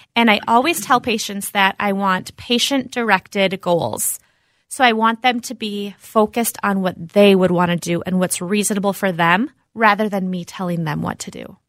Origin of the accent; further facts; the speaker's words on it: Minnetonka, Minnesota, United States; I grew up around the area here, out in Minnetonka